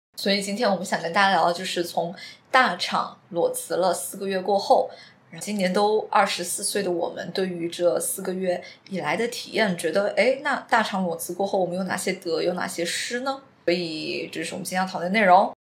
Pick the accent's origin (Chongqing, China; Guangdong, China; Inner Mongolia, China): Chongqing, China; moved away as an adult; also born or lived in Singapore; 我是在新加坡，然后回到了重庆。我是在苏州。相当于我们两个现在都是在重庆。对重庆是我们的家乡